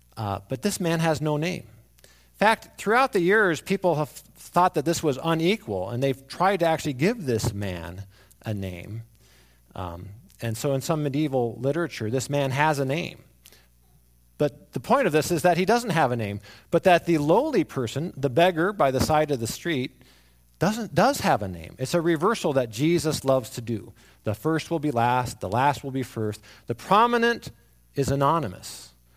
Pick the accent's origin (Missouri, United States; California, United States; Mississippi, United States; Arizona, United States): Arizona, United States; I grew up in Arizona